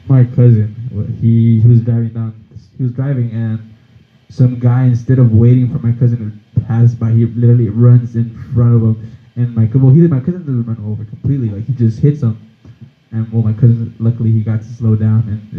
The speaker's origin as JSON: {"language": "English", "town": "El Paso", "region": "Texas", "country": "United States", "tie": "born there", "also_born_or_lived": "Mexico City, Mexico / Juarez, Mexico", "said": "I was born here in El Paso, and then I went to Mexico City to live for a couple of years. Came to Juarez, and then I came back to El Paso."}